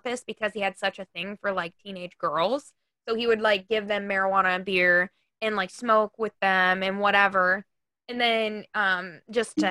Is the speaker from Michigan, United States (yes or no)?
yes; Michigan, United States; I'm from Michigan